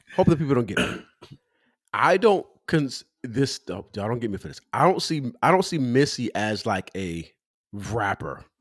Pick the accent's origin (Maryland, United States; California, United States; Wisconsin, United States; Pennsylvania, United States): California, United States; I'm from California